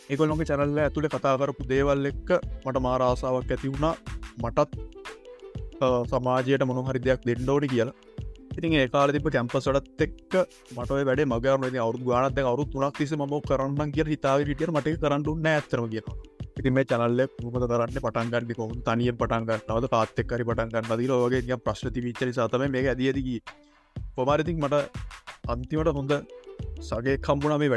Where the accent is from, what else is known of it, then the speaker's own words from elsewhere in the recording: Galle, Southern Province, Sri Lanka; මගේ ගම ගාල්ල මගේ වයිසවුරුදු විසිත්තුනයි